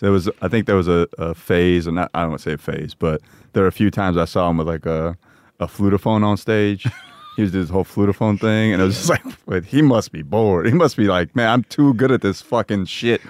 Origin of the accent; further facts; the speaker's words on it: Parsippany, New Jersey, United States; growing up in Parsippany